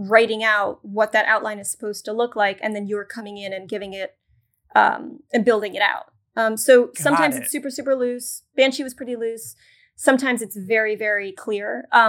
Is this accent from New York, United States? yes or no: yes; New York City, New York, United States; I just need to get a job in New York. I'm a New Yorker. I'm going to stay in New York.